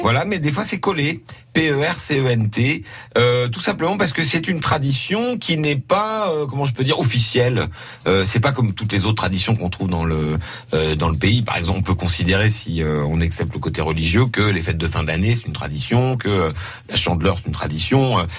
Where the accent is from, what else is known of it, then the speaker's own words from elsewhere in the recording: Lorraine, Grand Est, France; chez nous en Lorraine